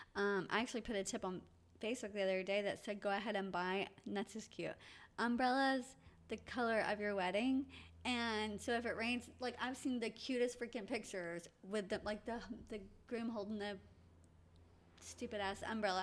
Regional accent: Atlanta, Georgia, United States; I was born in Atlanta

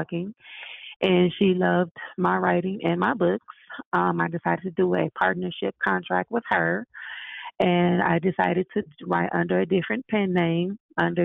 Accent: Tulsa, Oklahoma, United States; now in Colorado, United States; I grew up in Tulsa, Oklahoma

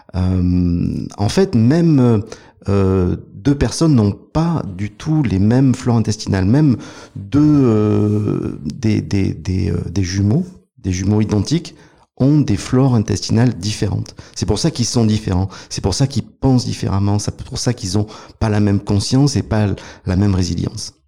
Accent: Provence-Alpes-Côte d'Azur, France; Je suis un montagnard. Euh, à la base, je suis originaire de, des Alpes, des Hautes-Alpes.

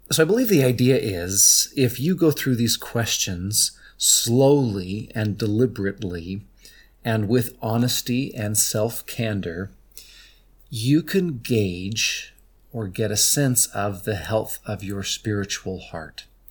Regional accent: St. George, Utah, United States; he asked, "Elder, where are you from?" And I said, "Saint George,"

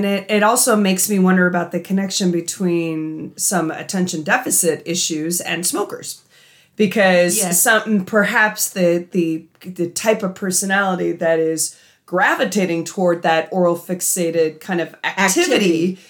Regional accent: Canada; I am also Canadian.

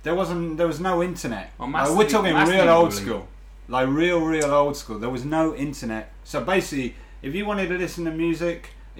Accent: Cambridge, East of England, United Kingdom; moved away as an adult; now in Japan; I was born in Cambridge in 1975, January.

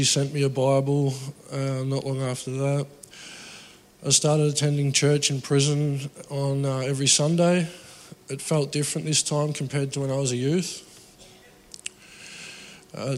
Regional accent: Geelong, Victoria, Australia; I grew up in Geelong in a broken family

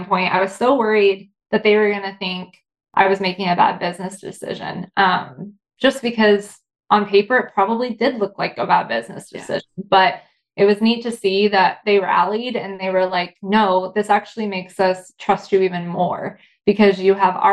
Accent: Indiana, United States; growing up in Indiana, it's not like the coolest place in the world.

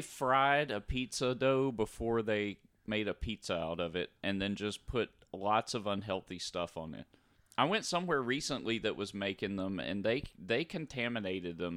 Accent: North Louisiana, United States; growing up in North Louisiana

